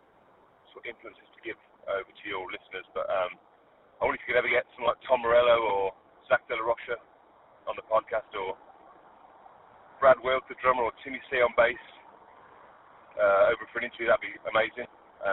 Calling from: West Midlands, United Kingdom

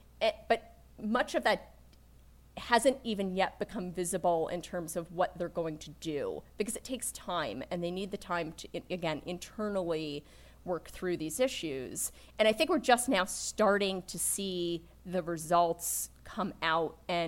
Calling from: Charlottesville, Virginia, United States; I'm calling in from Virginia today. I'm actually down in Charlottesville, and we're here for our annual staff retreat.

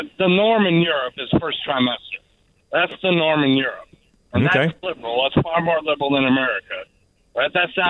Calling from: Minnesota, United States; Minnesota. I've been working up in Minnesota for the last 3 years.

